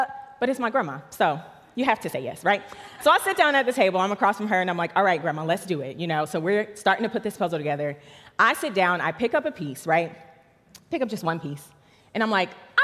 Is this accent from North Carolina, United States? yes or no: yes; Charlotte, North Carolina, United States; I grew up right here in Charlotte, North Carolina, right down the street